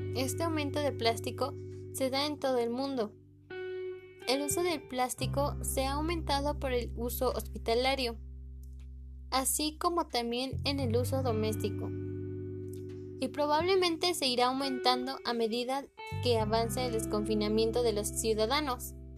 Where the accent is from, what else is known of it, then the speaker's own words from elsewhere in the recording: Mexico City, Mexico; soy de la Ciudad de México